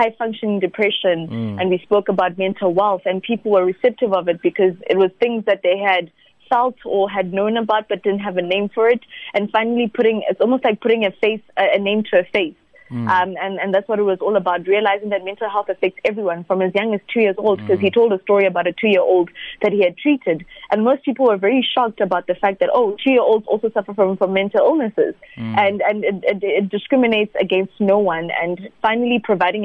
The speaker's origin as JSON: {"language": "English", "area": "Masiya village", "region": "Limpopo", "country": "South Africa", "tie": "born or raised there", "said": "people like me who grew up in a village where you probably have a phone that can't even go on Instagram"}